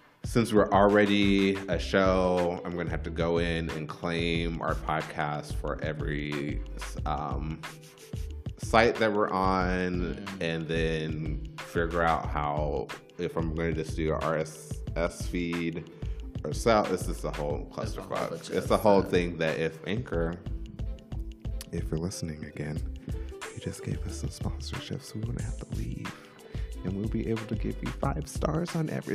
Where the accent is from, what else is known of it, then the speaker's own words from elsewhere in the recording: California, United States; we grew up in California.